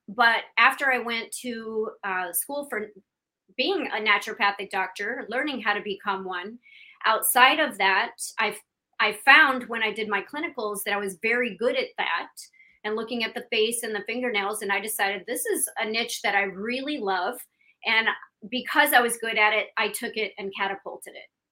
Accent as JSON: {"language": "English", "region": "Iowa", "country": "United States", "tie": "born or raised there", "also_born_or_lived": "Illinois / Pennsylvania", "moved": "yes", "lives_now": "Miami, United States", "said": "i'm from iowa i was born and raised there"}